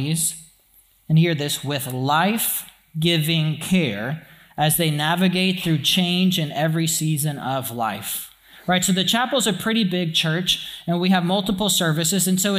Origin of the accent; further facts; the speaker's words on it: Alexandria, Louisiana, United States; When I grew up in Alexandria and when I was in an elementary school